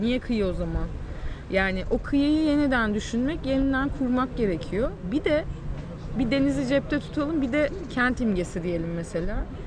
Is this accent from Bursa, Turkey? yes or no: no; Mersin, Turkey; born or raised there